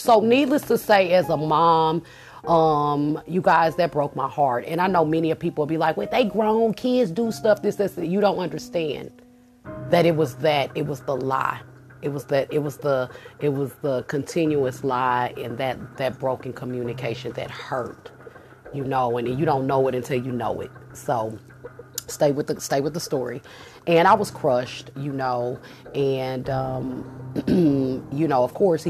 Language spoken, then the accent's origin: English; Kansas City, United States; moved away as an adult; I was still living in my home state in KC